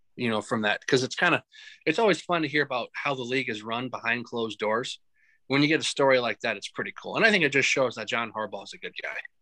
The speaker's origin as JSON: {"language": "English", "town": "Mankato", "region": "Minnesota", "country": "United States", "tie": "born or raised there", "said": "growing up in Mankato"}